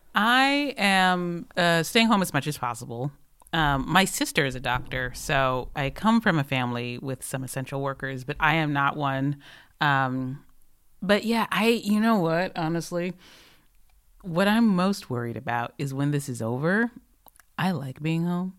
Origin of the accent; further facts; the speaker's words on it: Michigan, United States; now in Los Angeles, United States; I am from Michigan, where water is delicious.